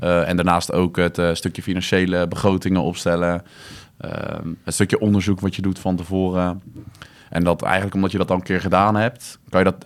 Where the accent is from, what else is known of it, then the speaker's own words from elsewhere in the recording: The Hague, South Holland, Netherlands; now in Breda, Netherlands; ik kom oorspronkelijk uit Den Haag